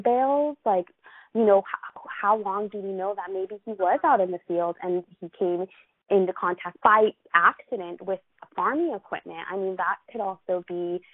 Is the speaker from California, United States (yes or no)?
yes; Los Angeles, California, United States; I'm from Los Angeles